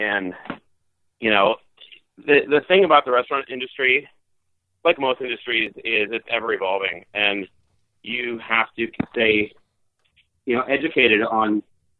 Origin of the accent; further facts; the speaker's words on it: New Jersey, United States; moved away; growing up in Jersey